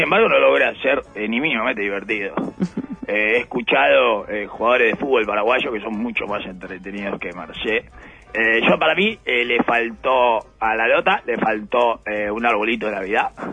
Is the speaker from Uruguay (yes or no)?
yes; Uruguay